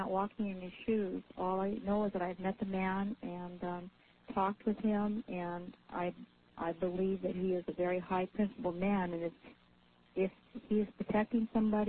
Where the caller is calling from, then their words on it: Anchorage, Alaska, United States; I'm from Anchorage.